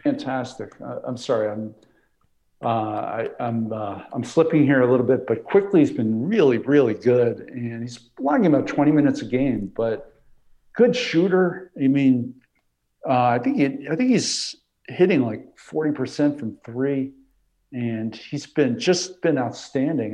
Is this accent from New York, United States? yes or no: yes; New York, United States; I grew up in New York